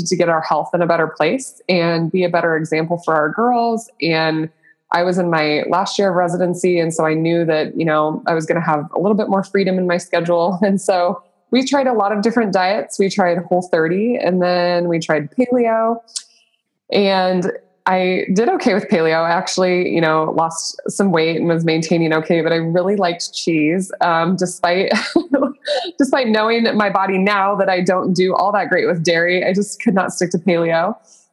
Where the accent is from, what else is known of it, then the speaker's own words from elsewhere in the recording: Nebraska, United States; I'm born and raised in Nebraska